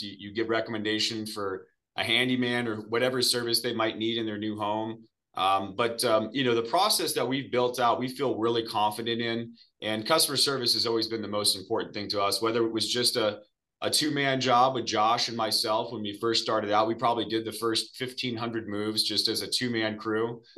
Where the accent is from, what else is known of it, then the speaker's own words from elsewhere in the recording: Arizona, United States; I am from Arizona, originally born and raised here, which is pretty rare.